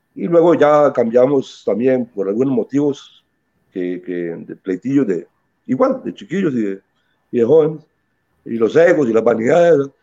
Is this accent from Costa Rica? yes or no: yes; Limón, Costa Rica; nos enorgullecemos, ¿verdad?, de haber nacido ahí y de ser limoneses eh, de, nacimiento. Este, todo lo que, todos mis conocimientos escolares y en la primaria, el colegio, todo, los viví en Limón